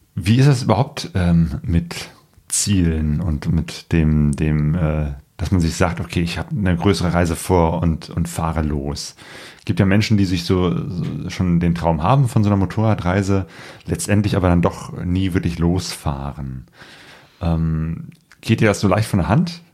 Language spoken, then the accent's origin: German; Germany; wir als Deutsche